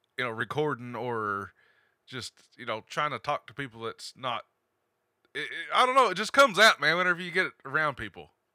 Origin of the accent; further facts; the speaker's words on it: Appalachia, United States; accent: hillbilly twang